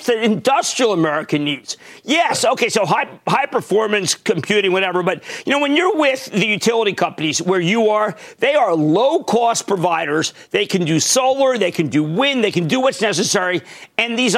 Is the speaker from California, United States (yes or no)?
no; Pennsylvania, United States; also born or lived in New Jersey; I'm from Pennsylvania.